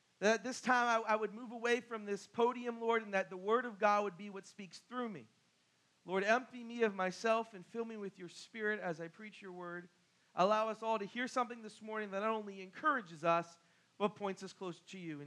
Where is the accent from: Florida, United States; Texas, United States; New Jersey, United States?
New Jersey, United States; Barnegat; I'm from Barnegat